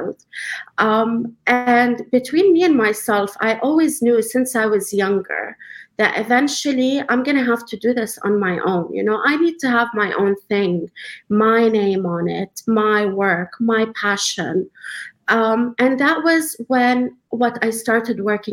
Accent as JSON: {"language": "English", "region": "Dubai", "country": "United Arab Emirates", "tie": "born or raised there", "moved": "as an adult", "lives_now": "Canada", "said": "So I am a Palestinian refugee. I was born and raised in Dubai."}